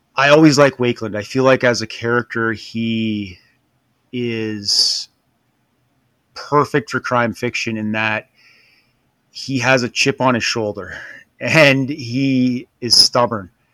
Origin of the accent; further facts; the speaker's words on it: Canada; being Canadian